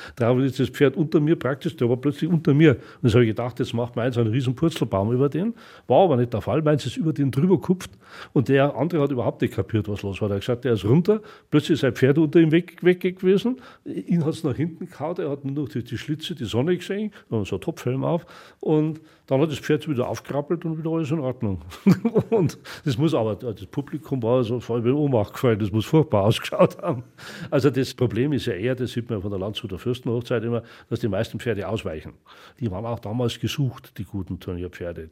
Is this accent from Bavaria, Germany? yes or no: yes; Oberschleißheim, Bavaria, Germany; Ich bin im Schlosspark Schleißheim aufgewachsen